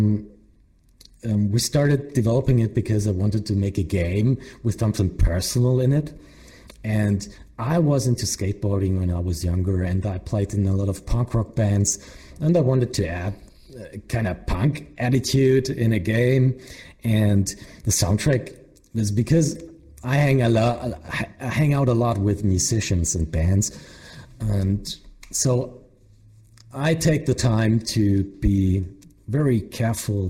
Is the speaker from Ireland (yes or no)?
no; Germany